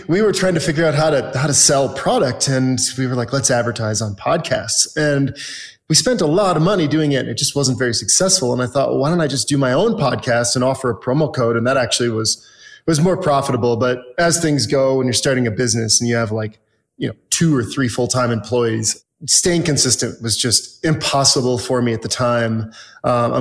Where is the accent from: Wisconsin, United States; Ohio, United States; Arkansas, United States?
Wisconsin, United States; moved away as an adult; also born or lived in Minneapolis, Minnesota / Southern California; now in Park City, United States; I'm originally from Wisconsin